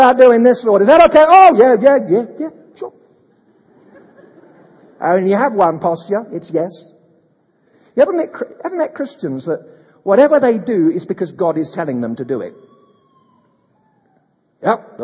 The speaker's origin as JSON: {"language": "English", "country": "United Kingdom", "moved": "yes", "said": "I'm a Brit"}